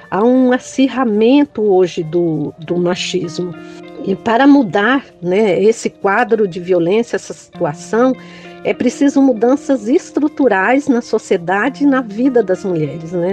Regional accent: São Paulo, Brazil; also born or lived in Brejões, Bahia; nasci em Brejões, Bahia, fui criada aqui na periferia da região sul de São Paulo

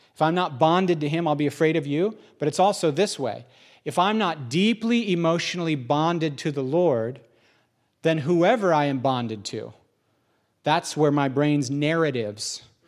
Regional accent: United States; I'm an American

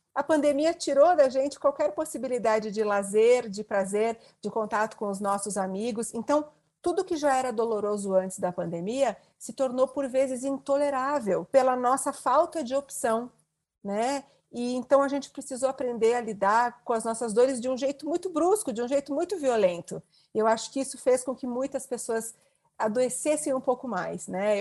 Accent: interior of Rio Grande do Sul, Brazil; a internet chegou na minha cidade, eu sou do interior do Rio Grande do Sul, eu já tinha 18 anos.

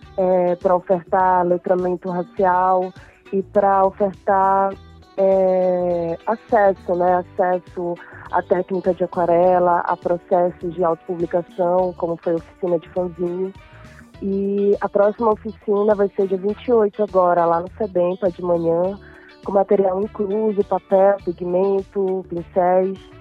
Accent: Irituia, Pará, Brazil; sou do interior de Irituia

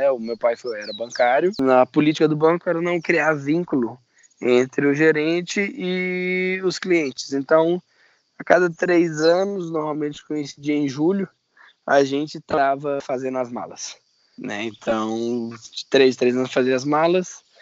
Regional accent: Minas Gerais, Brazil; also born or lived in Janaúba / Montes Claros / Pirapora; eu nasci no norte. Eu nasci no norte de Minas, em Janaúba. Aí lá eu morei uns três meses. E depois você pode contar de três, três anos uma mudança. É, Montes Claros, Pirapora, Teoflotone

